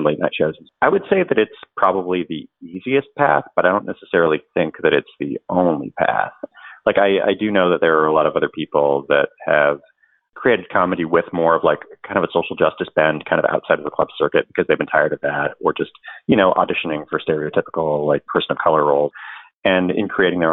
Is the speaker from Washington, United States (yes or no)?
yes; Marysville, Washington, United States; as a teenager in a small town in Marysville, Washington